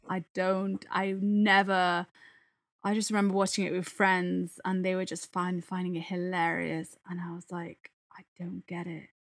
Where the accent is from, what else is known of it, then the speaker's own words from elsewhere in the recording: Italy; now in England; the comedy I grew up with in Italy